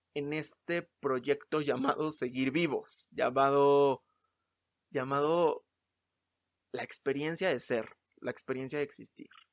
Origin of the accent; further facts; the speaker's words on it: Mexico City, Mexico; soy de la Ciudad de México